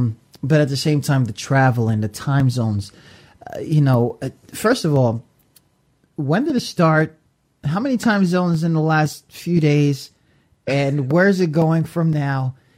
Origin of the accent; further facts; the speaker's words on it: Philippines; I'm eating goat, and I'm going, and I'm Filipino.